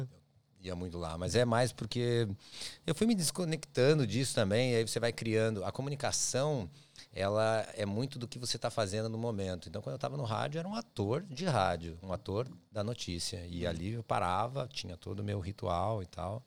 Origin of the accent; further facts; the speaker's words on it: Curitiba, Paraná, Brazil; moved away as an adult; now in Australia; eu sou de Curitiba, na minha, uhum. minha, cidade, não é minha cidade natal, mas é a cidade que eu passei minha vida toda, minha família mora lá